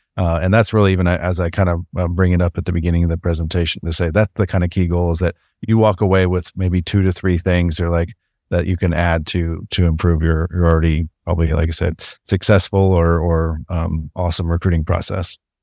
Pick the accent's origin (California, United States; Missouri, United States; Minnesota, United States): Missouri, United States; I grew up in Missouri